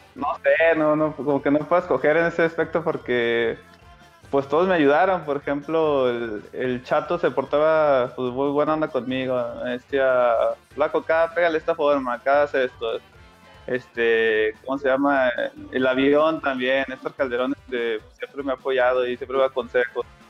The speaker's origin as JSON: {"language": "Spanish", "region": "Comarca Lagunera", "country": "Mexico", "said": "yo soy, soy lagunero, soy canterano de Santos"}